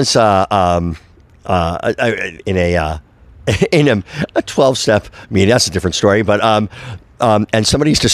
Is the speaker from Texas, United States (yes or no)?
no; Livingston, New Jersey, United States; I grew up in New Jersey, a town called Livingston, about 20 minutes outside the Lincoln Tunnel